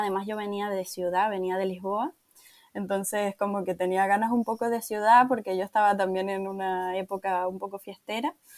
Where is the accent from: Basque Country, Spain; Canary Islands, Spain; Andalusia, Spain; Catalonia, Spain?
Canary Islands, Spain; Tenerife; moved away as an adult; also born or lived in Portugal; soy de Tenerife, pero soy bueno, una, una apasionada de mi tierra